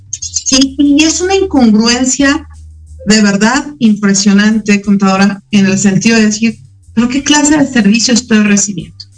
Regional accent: Mexico; como mexicanos

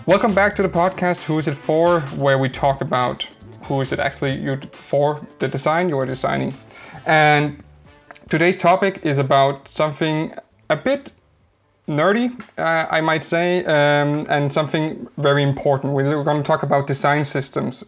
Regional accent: Denmark; English is a second language; a Danish guy trying to pronounce an English name

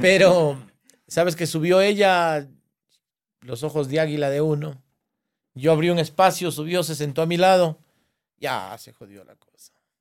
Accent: Alamor, Loja, Ecuador; donde yo nací, en Alamor, pueblo nuevo exactamente donde yo nací

